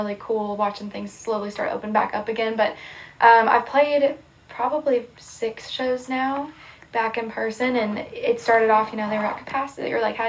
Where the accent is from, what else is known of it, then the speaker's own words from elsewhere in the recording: Columbia, Missouri, United States; Yeah, I grew up in Columbia, Missouri, like you said. It's a college town